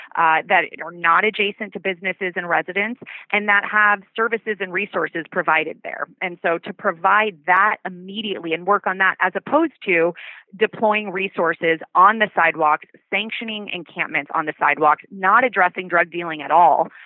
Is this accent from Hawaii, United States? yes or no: yes; Oahu, Hawaii, United States; now in San Francisco, United States; I grew up in Hawaii